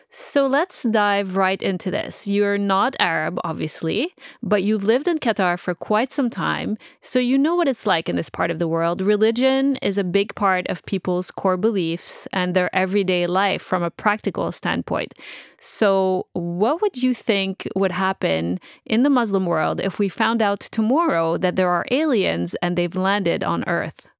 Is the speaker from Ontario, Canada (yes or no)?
no; Montreal, Quebec, Canada; I'm from Montreal and from Quebec City, which is also pretty old